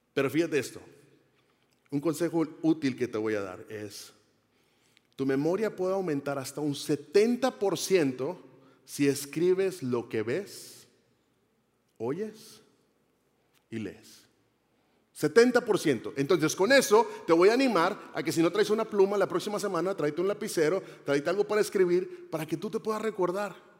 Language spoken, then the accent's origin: Spanish; Monterrey, Nuevo León, Mexico; yo soy mexicano, soy de la ciudad de Monterrey, Nuevo León.